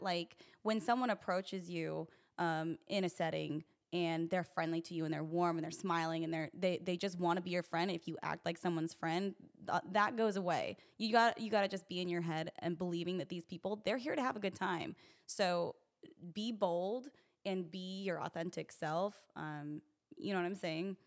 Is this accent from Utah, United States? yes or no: yes; Utah, United States; I'm from Utah